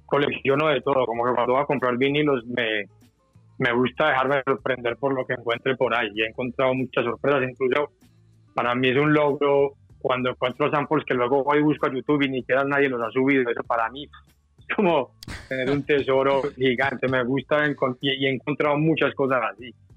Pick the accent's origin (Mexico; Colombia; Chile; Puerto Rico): Colombia